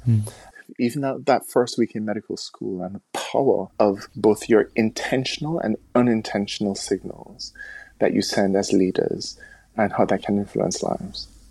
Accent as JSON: {"language": "English", "country": "Jamaica", "tie": "born or raised there", "also_born_or_lived": "United States", "moved": "as an adult", "lives_now": "United Kingdom", "said": "growing up in the Caribbean"}